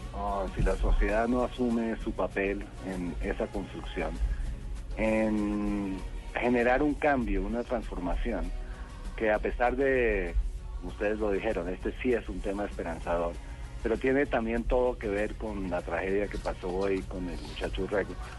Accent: Colombia; como, colombianos

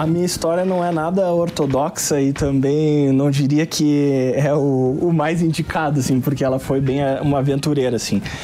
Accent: Pelotas, Rio Grande do Sul, Brazil; Pelotas, Rio Grande do Sul, é a minha cidade natal

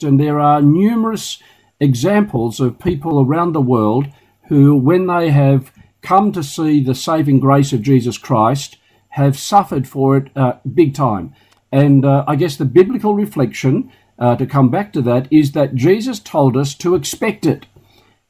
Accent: Newcastle, New South Wales, Australia; in my young years, about 40 or 50 years ago, growing up in Newcastle

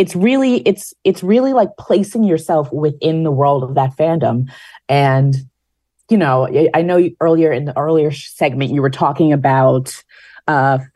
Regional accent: New York, United States; being a New Yorker

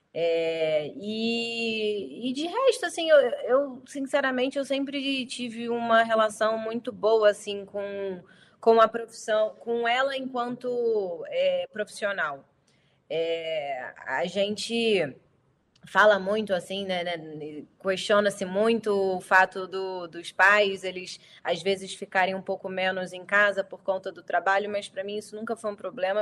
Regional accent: Rio de Janeiro, Brazil; accent: carioca; also born or lived in São Paulo, Brazil; eu sou do Rio, nascido e criado. o sotaque entrega totalmente

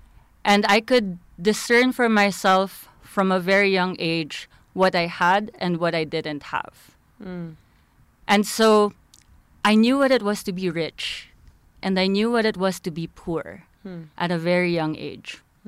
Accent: Philippines; I'm from the Philippines. Mm. I'm from a third world country as well.

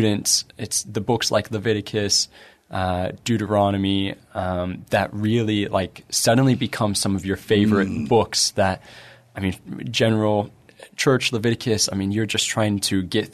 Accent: United States; we're American

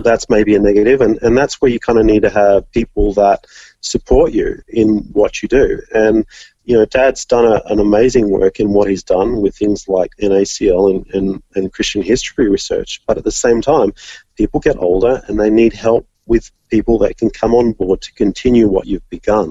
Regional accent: Orange, New South Wales, Australia; moved away as an adult; now in Vanuatu; I loved growing up in Orange

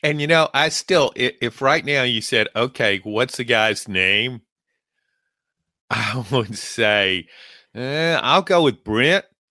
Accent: Louisiana, United States; I grew up in Louisiana

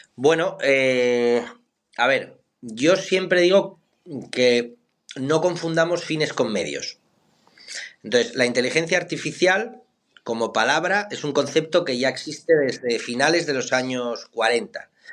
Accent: Somiedo, Asturias, Spain; moved away; also born or lived in Miami; en mi pueblo Somiedo hay 500 habitantes

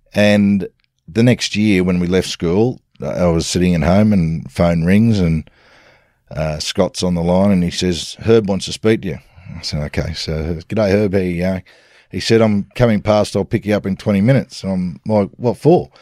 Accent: Sydney, New South Wales, Australia; southern suburbs of Sydney, Blakehurst

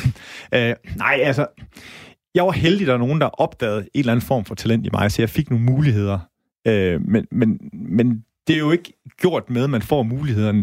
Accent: Holstebro, Central Denmark Region, Denmark; now in Aarhus, Denmark; jeg kommer selv fra Holstebro

